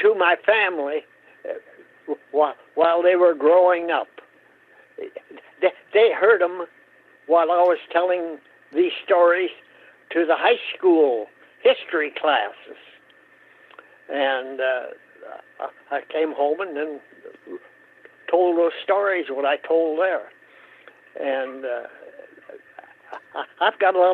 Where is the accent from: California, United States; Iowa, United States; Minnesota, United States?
Minnesota, United States; Hope; grew up in Hope, Minnesota. On a farm.